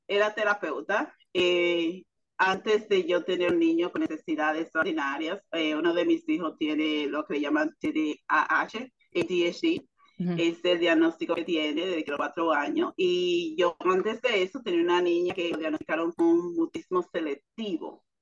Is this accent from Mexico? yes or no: no; Dominican Republic; now in United States; soy dominicana, en Estados Unidos.